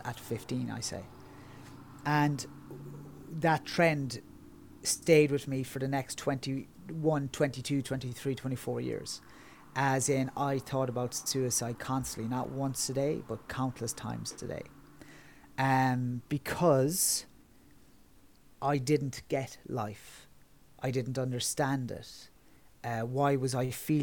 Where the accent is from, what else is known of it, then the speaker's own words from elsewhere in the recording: Kerry, Munster, Ireland; moved away as an adult; now in Dublin, Ireland; I currently live in Dublin, which is on the east coast of Ireland, but I'm originally from Kerry, which is on the southwest